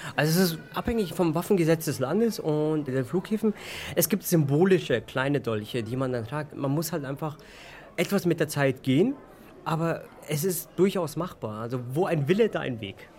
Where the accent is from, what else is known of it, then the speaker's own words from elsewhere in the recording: Munich, Bavaria, Germany; ich bin in München geboren, in München aufgewachsen